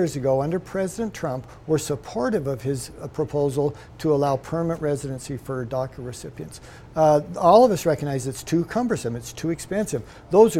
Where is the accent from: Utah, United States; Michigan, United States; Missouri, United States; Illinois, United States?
Utah, United States; I'm from Utah